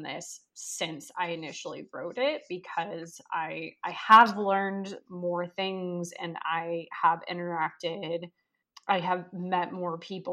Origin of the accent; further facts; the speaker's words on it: Southern California, United States; now in Washington, D.C., United States; my hometown of Southern California